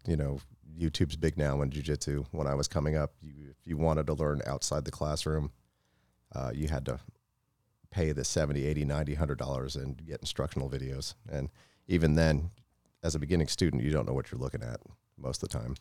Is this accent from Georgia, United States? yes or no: no; Florida, United States; also born or lived in Tampa, Florida; I grew up in Florida